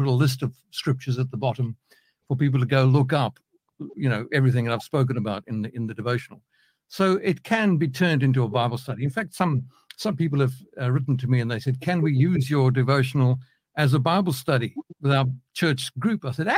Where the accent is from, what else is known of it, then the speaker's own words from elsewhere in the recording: Johannesburg, Gauteng, South Africa; now in United Kingdom; I wasn't born in Britain. I was born in South Africa, so you might pick up a bit of a mix in the accent over here. Born in Johannesburg, South Africa, quite a few years ago, I'll add. We moved to the UK in 1996